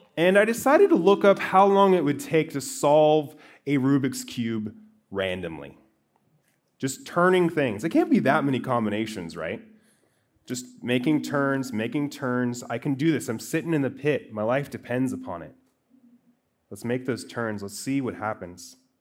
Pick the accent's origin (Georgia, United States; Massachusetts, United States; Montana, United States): Montana, United States; I grew up in Montana.